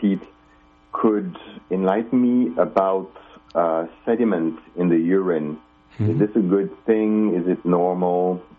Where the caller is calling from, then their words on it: Finland; I am calling you from Finland in Scandinavia.